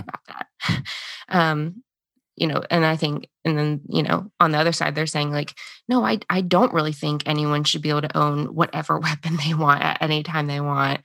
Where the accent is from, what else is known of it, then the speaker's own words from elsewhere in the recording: United States; the identity we've been given as Americans